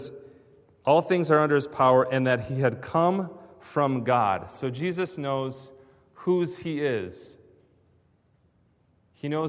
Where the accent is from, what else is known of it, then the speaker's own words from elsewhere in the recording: Grand Rapids, Michigan, United States; moved away; I was growing up in Grand Rapids